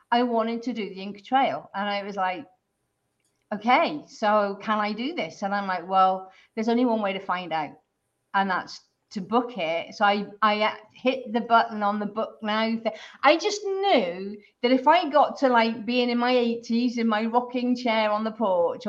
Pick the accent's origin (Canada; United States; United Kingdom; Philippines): United Kingdom; I'm originally from the UK